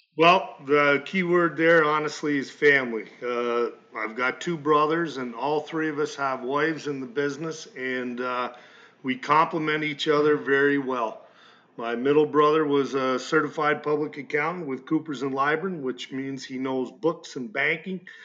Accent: Malone, New York, United States; I grew up here in Malone

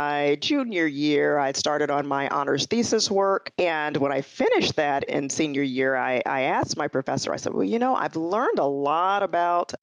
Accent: Chicago, Illinois, United States; moved away as an adult; also born or lived in Detroit area, Michigan / California; I'm a Midwestern girl. I grew up in Chicago, born and raised.

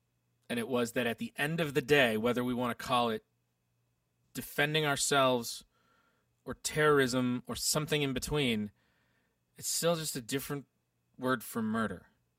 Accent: United Kingdom; And that's what we do because we're British.

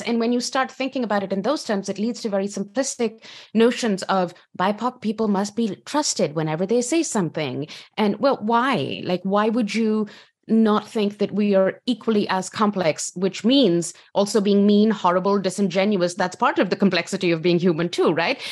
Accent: Pakistan; moved away as an adult; now in United States; I come from Pakistan, so I've put in a box as a woman, as a Pakistani woman

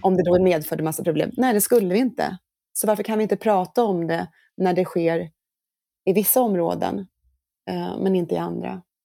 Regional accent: Norrköping, Östergötland, Sweden; Jag är ju född och uppvuxen i, i Norr, Norrköping

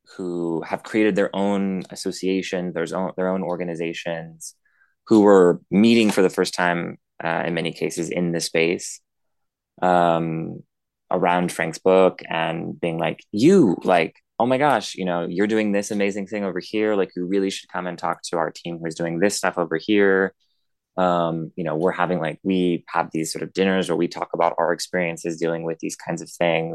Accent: New Zealand; moved away as an adult; also born or lived in United States / France; now in Paris, France; I was born in the United States. I grew up a good amount of my adolescence in my teenage years in New Zealand, Aotearoa, but then lived in the United States for another 10 years and then have been in France for 4 years.

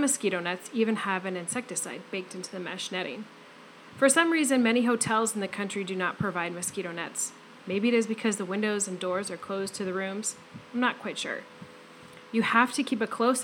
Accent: Fairbanks, Alaska, United States; moved away as an adult; now in Benin; Growing up in Fairbanks, Alaska

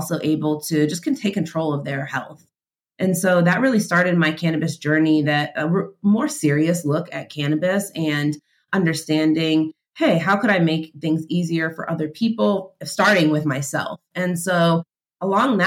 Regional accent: Boston, Massachusetts, United States; I am from Boston.

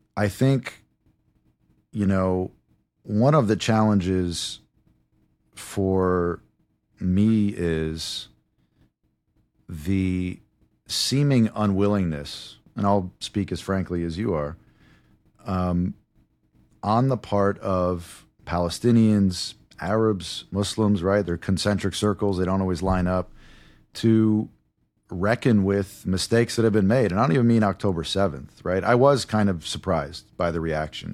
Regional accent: United States; I am American.

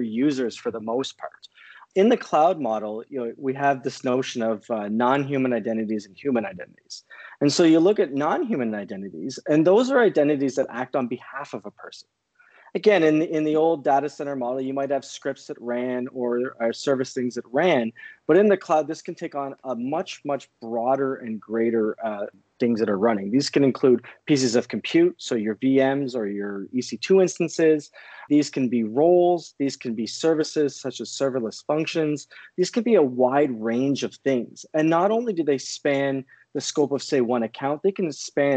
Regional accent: Canada; born and raised in Canada.

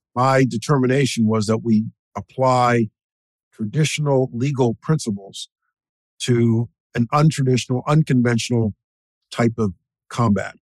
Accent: New York, United States; I was born in New York. I'm a native New Yorker. I consider this my home.

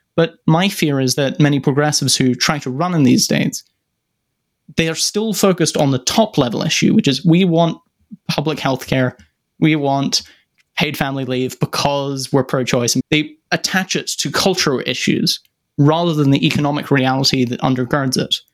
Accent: United Kingdom; my home country, the United Kingdom

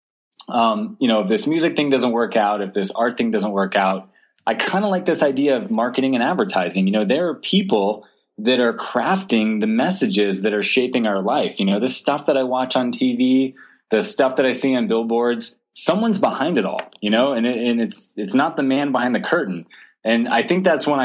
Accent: Southwest Florida near Sanibel Island, United States; I grew up in Southwest Florida near Sanibel Island

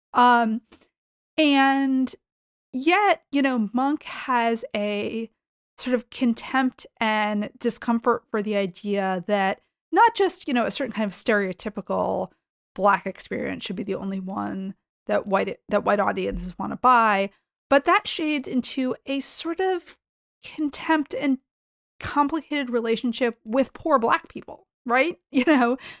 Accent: Boston, Massachusetts, United States; I grew up in the Boston area

